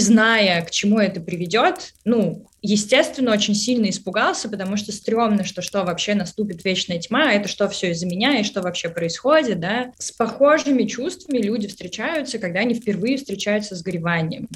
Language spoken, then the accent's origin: Russian; Russia; moved away as an adult; now in Israel; я выросла и родилась э, в России, до 25 лет я жила в России